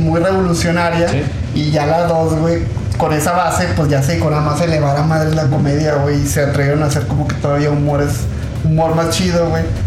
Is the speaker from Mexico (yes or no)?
yes; Mexico; accent: Mexican